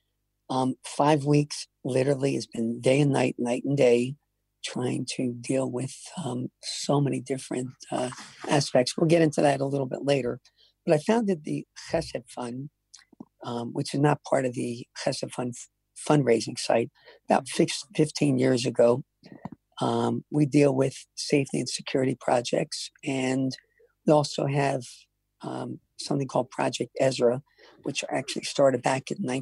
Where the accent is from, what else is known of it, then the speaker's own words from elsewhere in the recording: Baltimore, Maryland, United States; I grew up in Baltimore